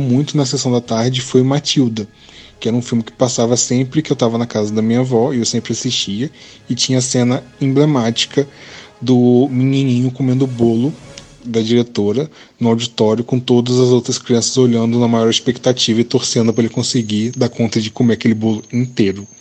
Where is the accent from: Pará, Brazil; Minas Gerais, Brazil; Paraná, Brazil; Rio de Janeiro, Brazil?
Rio de Janeiro, Brazil; Campos dos Goytacazes; eu sou do interior do Rio de Janeiro, da cidade de Campos de Goitacazes